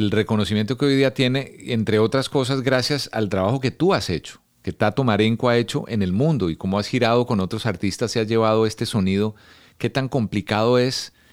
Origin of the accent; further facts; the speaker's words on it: Colombia; que pues uno lo tenía como referencia como colombiano porque es un sonido que uno identifica de alguna región del país